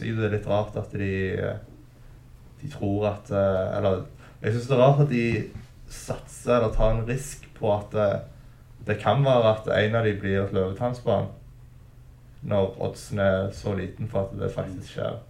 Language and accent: Norwegian; Stavanger, Rogaland, Norway; jeg vokste opp på Storhaug på tidlig 2000-tallet